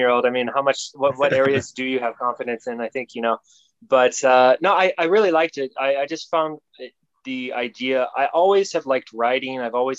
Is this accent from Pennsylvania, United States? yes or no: no; St. Louis, Missouri, United States; moved away as an adult; also born or lived in Osaka / Utsunomiya / Tokyo / Saitama; now in Japan; I'm originally from the US, St. Louis, Missouri.